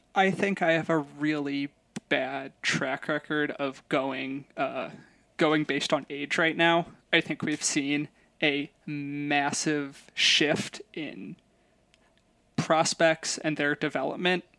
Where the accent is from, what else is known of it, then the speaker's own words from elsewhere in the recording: Chicago, Illinois, United States; I'm from Chicago